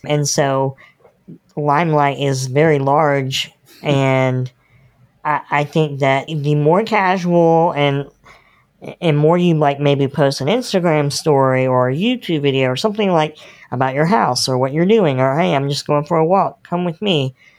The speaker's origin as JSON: {"language": "English", "region": "North Carolina", "country": "United States", "tie": "born or raised there", "said": "I'm born and bred in North Carolina"}